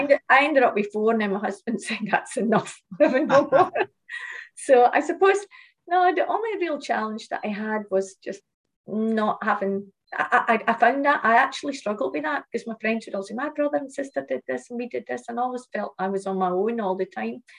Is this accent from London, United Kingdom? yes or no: no; Shetland Islands, Scotland, United Kingdom; moved away; also born or lived in Malaysia; I lived in a small island. I came, I came from Shetland. I come from Shetland Islands, um, and a small community where um, everyone knew everyone at school.